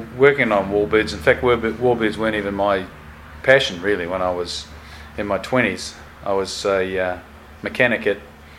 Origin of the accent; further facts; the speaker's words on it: Rotorua, Bay of Plenty, New Zealand; now in Auckland, New Zealand; I quit and went back to Rotorua, where I was sort of my hometown.